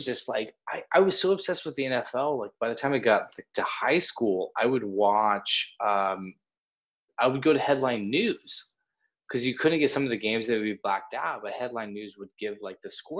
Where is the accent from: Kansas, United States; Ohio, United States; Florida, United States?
Kansas, United States; Because I grew up in Kansas